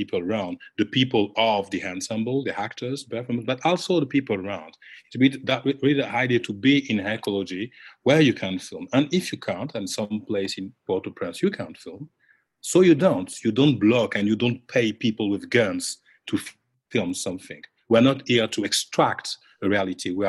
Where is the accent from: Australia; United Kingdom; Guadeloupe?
Guadeloupe; now in Rennes, France; I'm coming from Guadeloupe